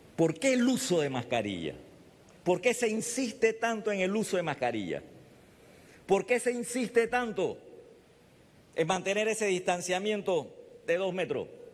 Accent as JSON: {"language": "Spanish", "country": "Panama", "said": "como panameño"}